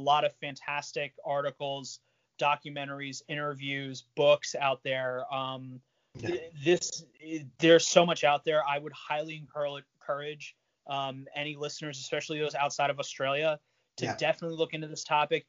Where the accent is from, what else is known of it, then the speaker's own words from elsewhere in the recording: Virginia, United States; Austin and I are from Virginia